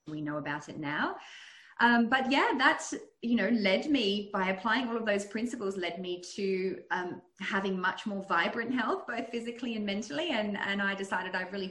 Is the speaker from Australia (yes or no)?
yes; Australia; also born or lived in Netherlands / United States; I'm originally from Holland. I was born in the US, but grew up in Australia, but my ancestry is Dutch.